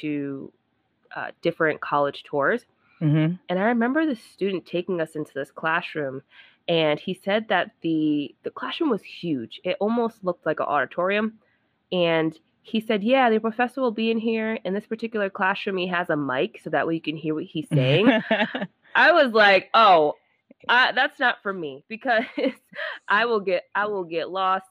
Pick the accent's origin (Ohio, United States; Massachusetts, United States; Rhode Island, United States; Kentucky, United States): Rhode Island, United States; I'm from Rhode Island, small state.